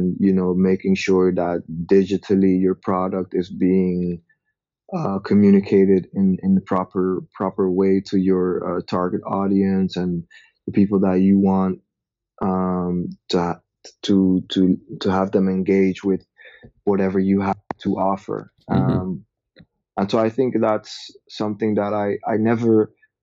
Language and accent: English; Amsterdam, North Holland, Netherlands; also born or lived in Nigeria; I'm from Amsterdam in the Netherlands.